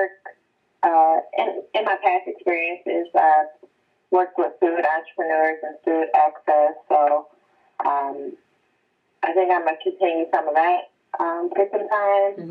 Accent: Oak Park, Michigan, United States; I am from Oak Park, Michigan. It's a little town bordering like Detroit, across 8 miles, and south

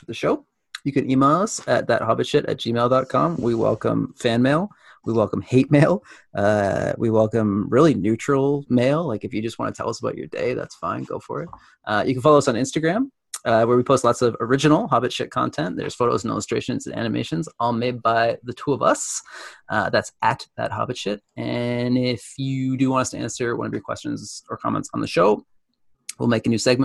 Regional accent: Canada; being a Canadian born after 1980.

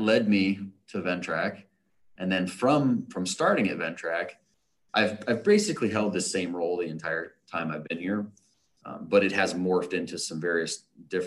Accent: Ohio, United States; also born or lived in Florida; I've been in Ohio or near Ohio for most of my life

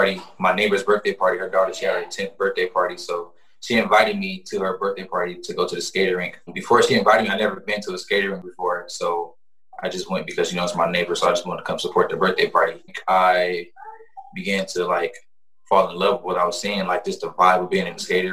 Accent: Long Beach, California, United States; I'm from Long Beach, California.

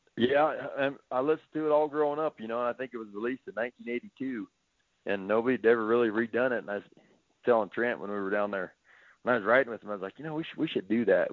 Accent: Wyoming, United States; growing up in Wyoming

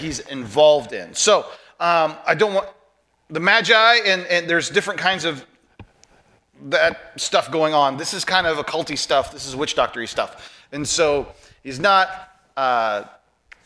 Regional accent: United States; As an American

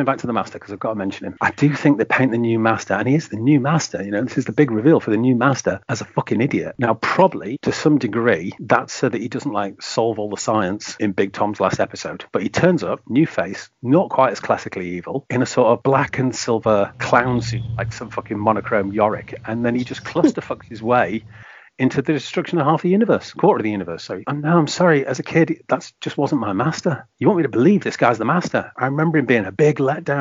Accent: Lancashire, North West England, United Kingdom; I grew up in Lancashire, fairly close to Cheshire

